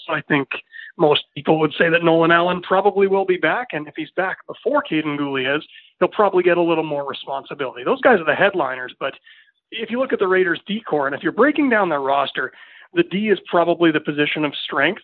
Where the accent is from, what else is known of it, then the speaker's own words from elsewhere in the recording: Winnipeg, Manitoba, Canada; moved away as an adult; also born or lived in Estevan, Saskatchewan; now in Prince Albert, Canada; I'm born and raised in Winnipeg. I was there for 24 years